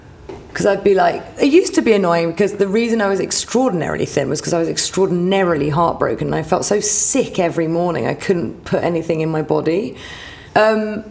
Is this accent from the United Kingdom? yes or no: yes; Hampshire, South East England, United Kingdom; moved away as an adult; also born or lived in New York; now in London, United Kingdom; growing up in Hampshire